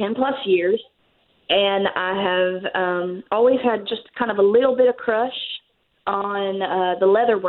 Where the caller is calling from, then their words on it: Apopka, Florida, United States; From Apopka.